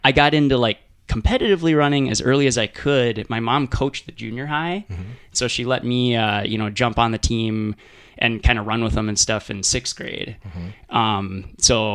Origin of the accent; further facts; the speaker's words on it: Moorhead, Minnesota, United States; now in Duluth, United States; I was born in Minneapolis, but my family quickly moved to Fargo area, Moorhead, actually, up in the Northland.